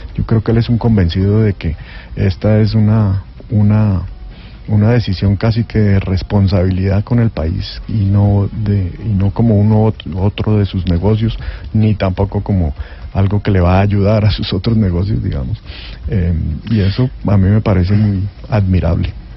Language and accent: Spanish; Colombia; lo que somos los colombianos